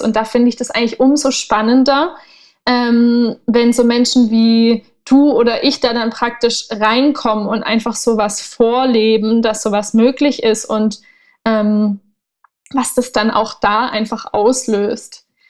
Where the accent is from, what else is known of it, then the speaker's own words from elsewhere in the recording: Southern Germany, Germany; also born or lived in Berlin; now in Portugal; ich komme ursprünglich aus Süddeutschland